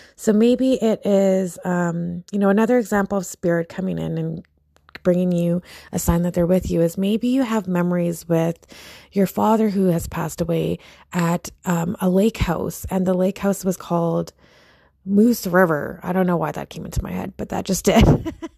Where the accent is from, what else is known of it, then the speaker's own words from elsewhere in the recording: Philippines; I'm Filipino